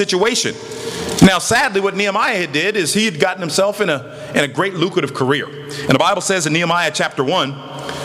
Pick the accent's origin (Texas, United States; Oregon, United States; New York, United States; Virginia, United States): Oregon, United States; Portland; my hometown, Portland, Oregon